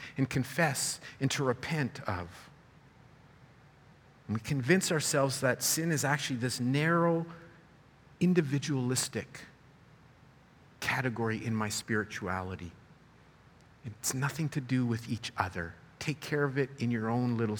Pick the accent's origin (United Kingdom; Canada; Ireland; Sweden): Canada; My parents immigrated from South America and I was born here.